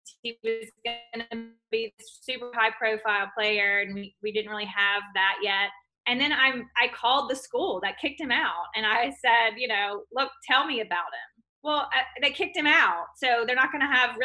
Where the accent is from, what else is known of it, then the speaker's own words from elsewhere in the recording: Clinton, Mississippi, United States; I grew up in Clinton, Mississippi